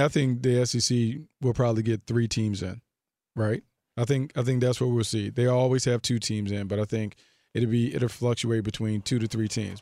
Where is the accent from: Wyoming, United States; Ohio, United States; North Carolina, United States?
North Carolina, United States; Raleigh; Nate McMillan's from my hometown